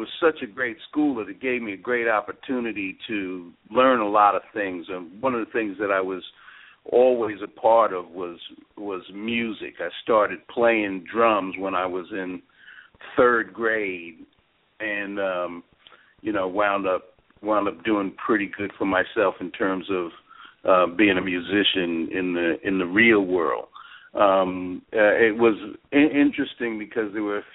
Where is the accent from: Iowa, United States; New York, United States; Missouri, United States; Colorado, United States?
New York, United States; Port Washington; I grew up in Port Washington, Long Island